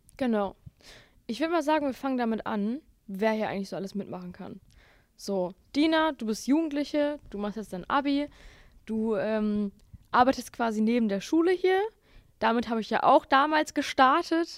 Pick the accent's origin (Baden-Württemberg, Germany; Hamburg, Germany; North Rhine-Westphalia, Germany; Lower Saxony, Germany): North Rhine-Westphalia, Germany; Bottrop; ich komme aus Bottrop